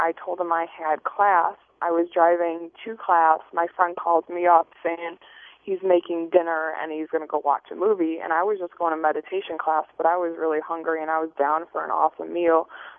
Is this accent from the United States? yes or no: yes; Chicago, Illinois, United States